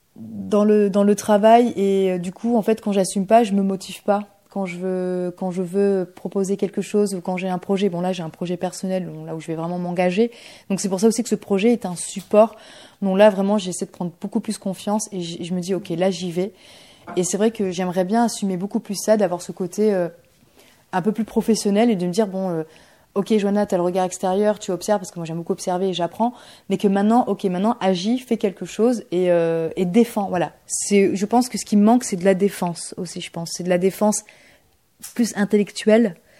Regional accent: Bordeaux, Nouvelle-Aquitaine, France; also born or lived in Bulgaria; now in Poitiers, France; je, suis de Bordeaux et euh, je me suis installée euh, à Poitiers là depuis l'année dernière. Et je suis suis pas née en France, je suis née en Bulgarie

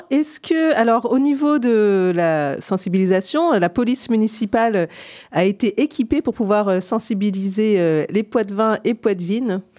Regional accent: Besançon, Bourgogne-Franche-Comté, France; now in Poitiers, France; quand j'étais enfant à Besançon

